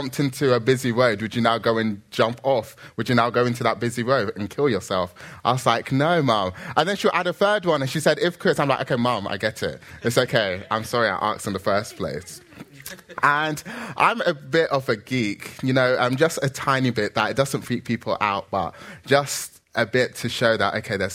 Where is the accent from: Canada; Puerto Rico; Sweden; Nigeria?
Nigeria; I'm Nigerian